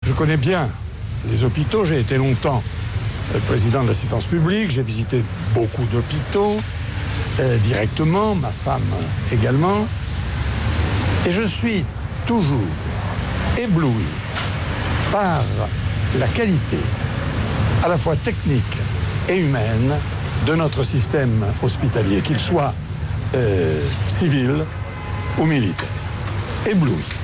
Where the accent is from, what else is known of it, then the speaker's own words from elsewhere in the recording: France; quand on est français